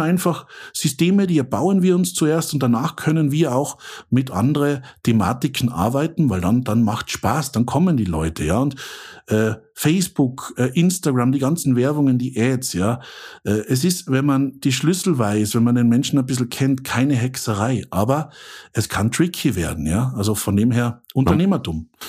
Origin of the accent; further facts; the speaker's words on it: Austria; accent: Austrian; also born or lived in Central Switzerland; now in Switzerland; Ich bin Österreicher